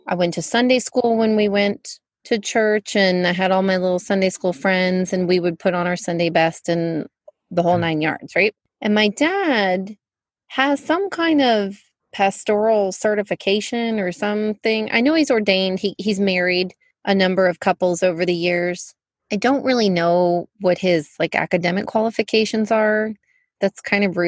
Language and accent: English; Fort Worth, Texas, United States; I was born in Fort Worth